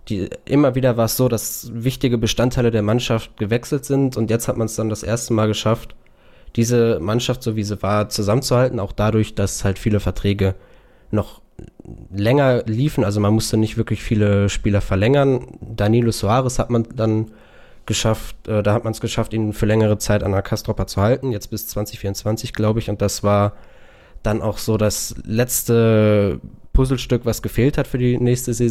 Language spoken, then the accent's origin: German; Bochum, North Rhine-Westphalia, Germany; also ich, als Bochumer guckt man natürlich mit einer Fanbrille drauf